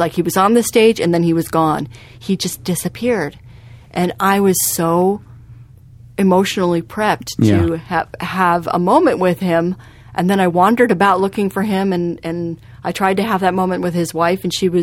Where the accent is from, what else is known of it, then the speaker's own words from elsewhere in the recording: Ames, Iowa, United States; Ames, my hometown